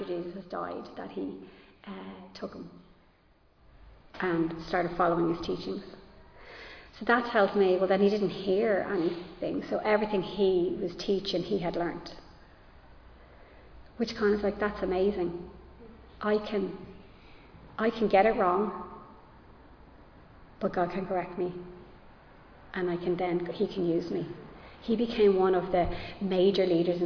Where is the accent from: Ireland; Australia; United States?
Ireland; I am Irish and I'm rooted in Irish culture